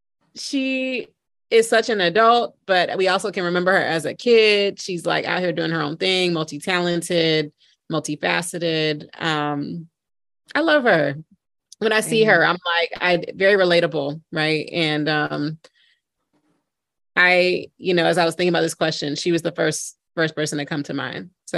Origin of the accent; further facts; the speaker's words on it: Raleigh, North Carolina, United States; moved away as an adult; also born or lived in New York City; I am living in my hometown of Raleigh, North Carolina, actually right outside of Raleigh, Wake Forest, North Carolina, after almost 10 years in New York City.